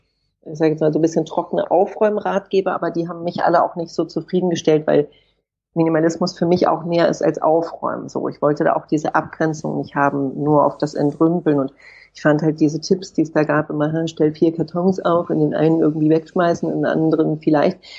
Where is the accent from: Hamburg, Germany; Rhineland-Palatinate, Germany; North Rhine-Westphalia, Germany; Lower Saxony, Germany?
Hamburg, Germany; moved away as an adult; now in Berlin, Germany; Ich bin geboren und aufgewachsen in Hamburg und bin dann nach dem Abitur nach Berlin gezogen und lebe jetzt hier schon seit einer Weile.